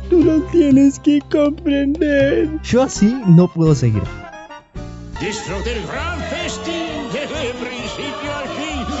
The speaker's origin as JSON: {"language": "Spanish", "town": "Almagro", "region": "Buenos Aires", "country": "Argentina", "tie": "born or raised there", "also_born_or_lived": "France", "said": "En realidad yo nací en Francia, pero a los cuatro añitos de muy chiquito me a vivir aquí, a la Argentina"}